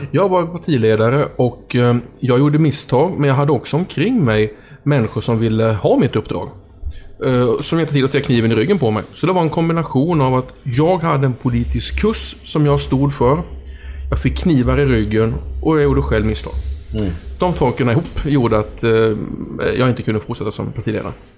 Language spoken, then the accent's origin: Swedish; Oskarshamn, Kalmar County, Sweden; när jag var hemma i Oskarshamn